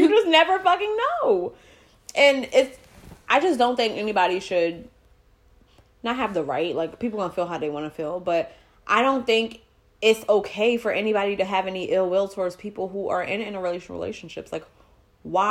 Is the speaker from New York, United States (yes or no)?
yes; New York, United States; We grew up in New York